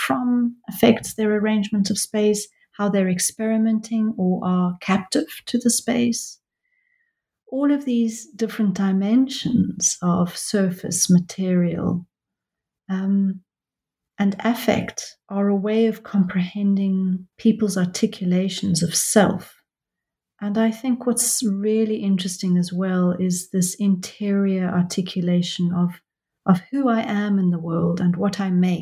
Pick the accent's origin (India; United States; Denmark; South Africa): South Africa; now in London, United Kingdom; I am a South African who lives in London, and I've been desperate for a long time to go back to South Africa